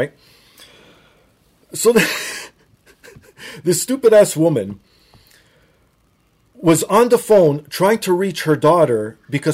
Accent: Toronto, Ontario, Canada; I was born and raised here

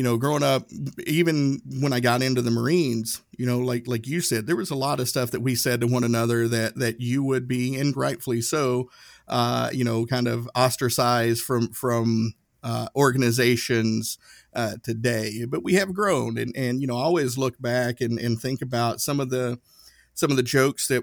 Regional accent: Northeast Tennessee, United States; moved away as an adult; growing up in Northeast Tennessee

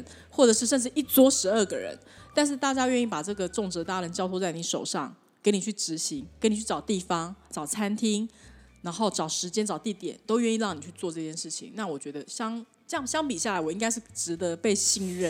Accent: China; 对，所以呢，中国人有中国，我们中国人就是吃饭嘛

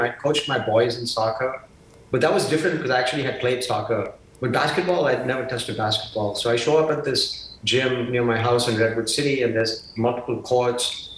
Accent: Mumbai, Maharashtra, India; moved away; my hometown of Bombay

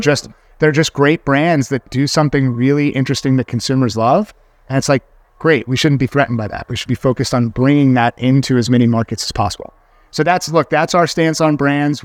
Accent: New York, United States; as a New Yorker

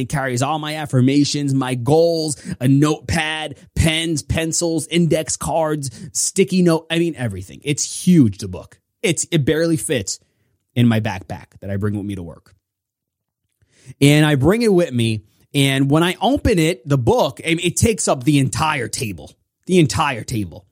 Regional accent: New York, United States; I'm from New York

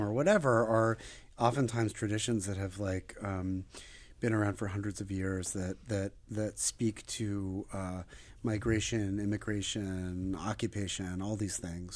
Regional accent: United States; also born or lived in Israel; now in Philadelphia, United States; I was born there. I grew up in the States.

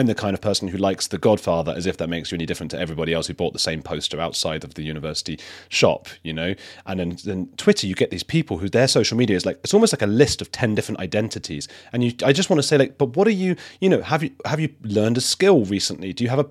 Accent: London, United Kingdom; I'm from London

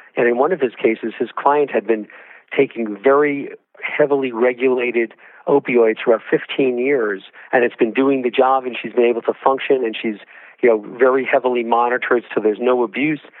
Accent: Georgia, United States; my home state of Georgia

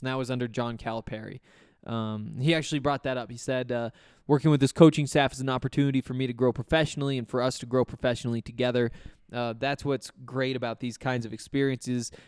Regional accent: Montana, United States; I'm from Montana

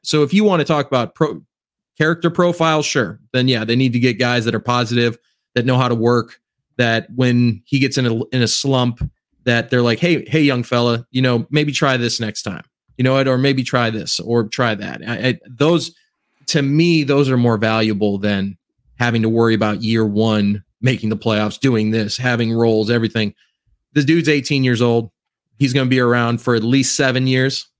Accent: Cleveland, Ohio, United States; I'm actually from Cleveland

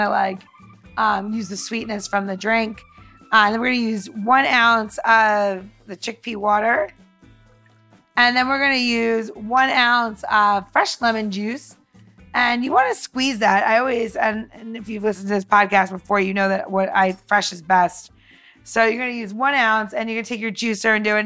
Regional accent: New York, United States; moved away; I came from New York.

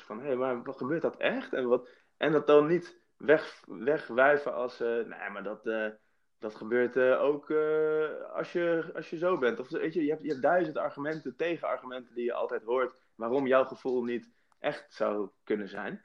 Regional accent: Nijmegen, Gelderland, Netherlands; in het witte Nijmegen-Oost, waar ik ben opgegroeid

